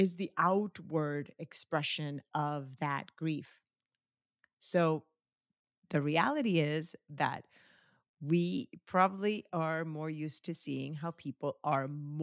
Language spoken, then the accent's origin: English; Colombia; moved away; I grew up in Colombia, and in Colombia, the primary religion in Colombia is Catholicism